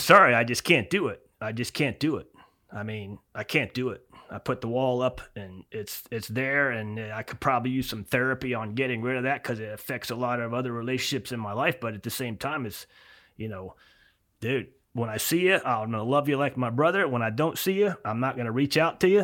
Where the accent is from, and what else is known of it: Florida Keys, United States; born or raised there; also born or lived in Miami, Florida